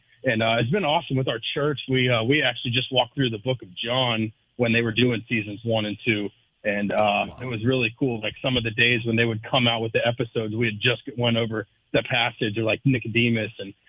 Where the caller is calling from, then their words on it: Jacksonville, United States; I'm calling from Jacksonville, brother.